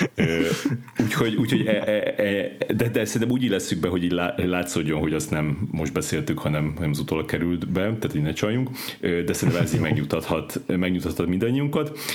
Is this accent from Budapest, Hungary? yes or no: no; Szeged, Csongrád-Csanád, Hungary; én Szegeden, ö, nőttem föl